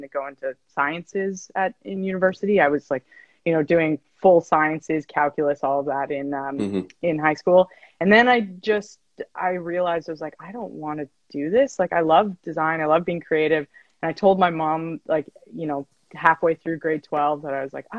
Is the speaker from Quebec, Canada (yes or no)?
no; Edmonton, Alberta, Canada; moved away as an adult; also born or lived in Calgary; now in Vancouver, Canada; I'm also from Edmonton. Alex and I are both from Edmonton. Yeah, Alberta